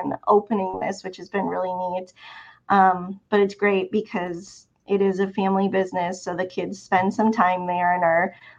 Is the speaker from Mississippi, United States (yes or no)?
no; Milwaukee, Wisconsin, United States; also born or lived in Champaign-Urbana, Illinois / Oregon coast; now in Alabama, United States; I grew up in Milwaukee, Wisconsin.